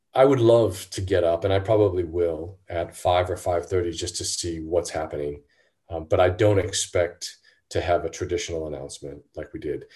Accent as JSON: {"language": "English", "country": "United States", "said": "as an American"}